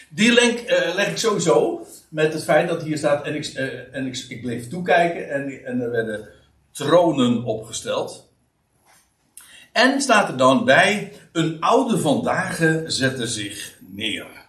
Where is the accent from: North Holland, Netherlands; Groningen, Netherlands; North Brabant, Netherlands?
North Holland, Netherlands; Aalsmeer; Ik kom uit Aalsmeer en dat ligt vlakbij Uithoorn